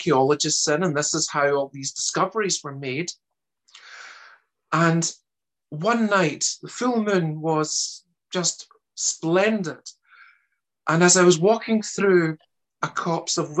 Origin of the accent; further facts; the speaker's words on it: Glasgow, Scotland, United Kingdom; accent: Scottish; also born or lived in Germany; Originally, I'm actually German, despite my accent being a Scottish one. And I ended up in Scotland as a child and brought up in the west of Glasgow